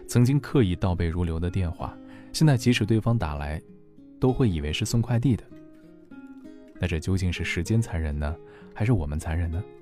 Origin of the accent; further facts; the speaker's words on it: Henan, China; now in Guangzhou, China; 我从河南来到广州之后，始终都只有一个。